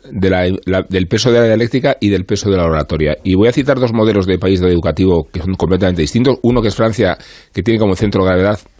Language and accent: Spanish; Spain; Es que somos españoles. Al final somos españoles. Al final somos españoles.